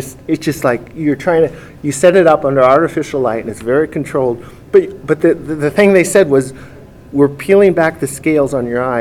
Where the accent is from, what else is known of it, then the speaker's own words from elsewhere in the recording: Minnesota, United States; moved away; also born or lived in Mendocino; So I'm from the Midwest, a child of the 70s mostly